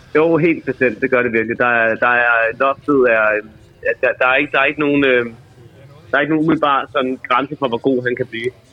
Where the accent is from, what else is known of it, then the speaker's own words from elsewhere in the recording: Kalundborg, Zealand, Denmark; jeg kommer fra Kalundborg